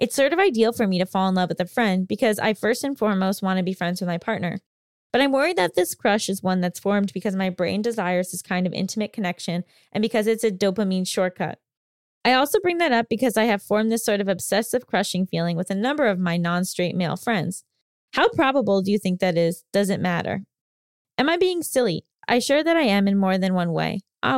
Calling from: Italy; from Italy.

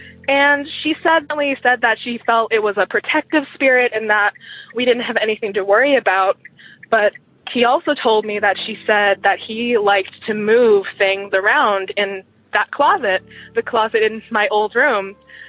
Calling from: Eugene, Oregon, United States; I'm calling from Eugene, Oregon.

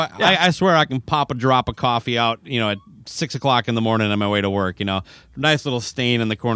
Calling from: St. Paul, Minnesota, United States; I'm saying hello from St. Paul.

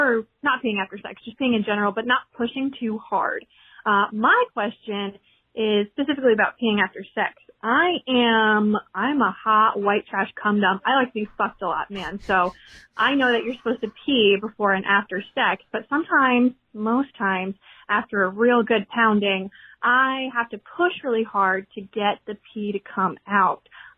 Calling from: Texas, United States; Hi, Dr. Drew and mommies. I am mommy calling from Texas.

